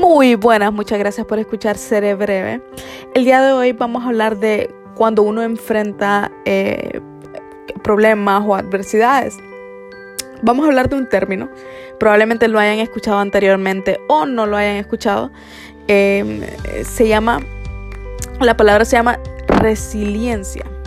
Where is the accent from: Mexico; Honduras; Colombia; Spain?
Honduras; nosotros los hondureños